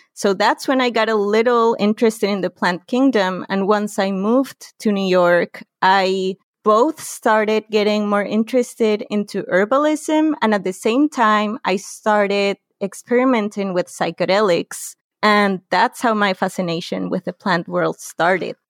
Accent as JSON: {"language": "English", "region": "Lima", "country": "Peru", "tie": "born or raised there", "also_born_or_lived": "Tarapoto", "said": "I grew up in Lima, which is in the coast, and it's the capital city of Peru"}